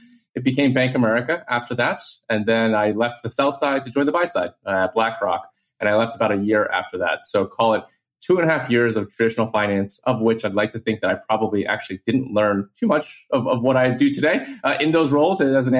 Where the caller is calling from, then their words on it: New York City, New York, United States; I am calling from New York City